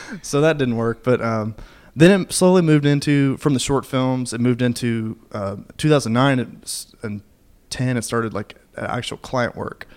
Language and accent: English; Kentucky, United States; now in Nashville, United States; I'm li- currently living in Nashville right now, but um, I'm actually from Kentucky